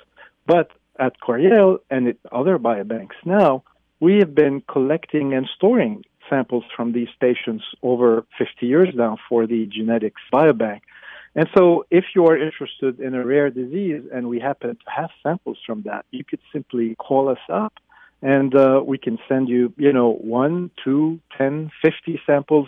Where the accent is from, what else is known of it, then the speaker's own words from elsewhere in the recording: Lebanon; moved away as an adult; also born or lived in Beirut, Lebanon; now in United States; I was born in Lebanon in the Middle East, and I went to college there at the American University of Beirut